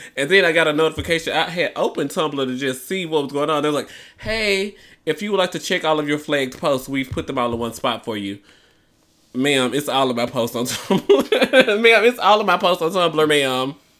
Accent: Memphis, Tennessee, United States; moved away; I might need to move back to my hometown

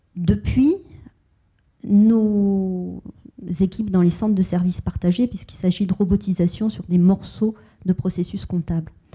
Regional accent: France; en tant que Française, héritière des Lumières

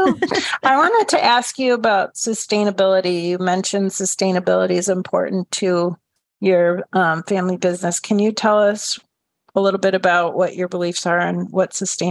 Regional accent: Minnesota, United States; I grew up in Minnesota and my mom's part Swedish and Norwegian

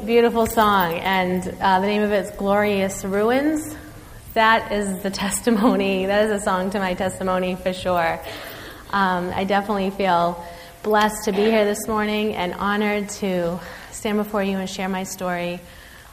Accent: North Shore, Massachusetts, United States; also born or lived in Cambridge, Massachusetts; I'm from the North Shore area. Okay, Revere, Saugus, Peabody

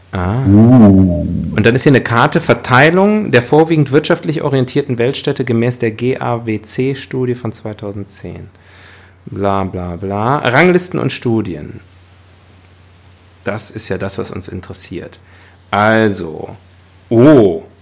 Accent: Leverkusen, North Rhine-Westphalia, Germany; Also ich meine, mein ganzer Stolz äh, über meine Heimatstadt Leverkusen.

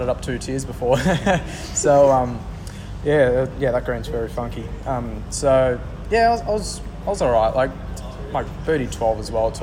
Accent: Melbourne, Victoria, Australia; I'm from Melbourne

